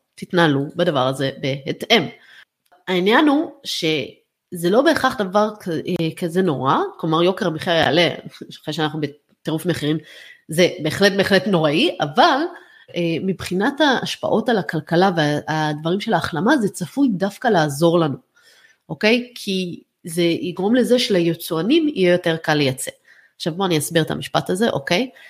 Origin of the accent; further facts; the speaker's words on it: Israel; אני עכשיו כצרכנית ישראלית